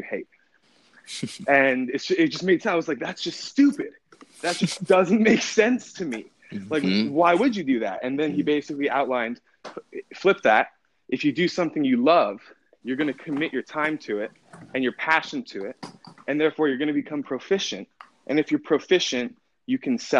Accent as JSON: {"language": "English", "town": "Park City", "region": "Utah", "country": "United States", "tie": "born or raised there", "also_born_or_lived": "Oakland, California", "said": "I grew up in Park City, Utah."}